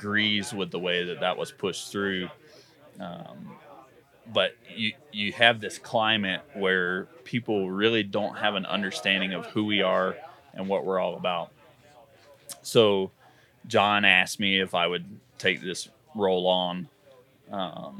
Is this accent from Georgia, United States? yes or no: yes; Georgia, United States; moved away as an adult; now in Colorado, United States; I moved here from Georgia 13 years ago.